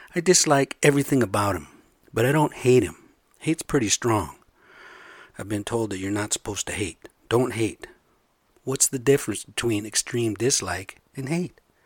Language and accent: English; United States; I'm American, but we're the same blood